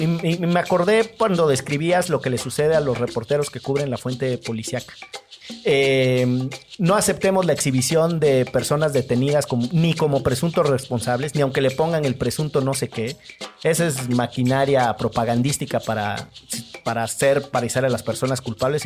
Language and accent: Spanish; Orizaba, Veracruz, Mexico; moved away; also born or lived in Monterrey; yo soy de Orizaba